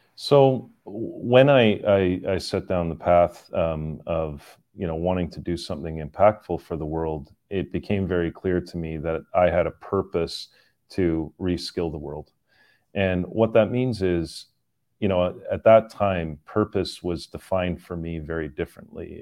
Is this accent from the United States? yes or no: no; Canada; moved away; I am Canadian, uh, born and raised in, in Canada, but, uh, have lived all over the world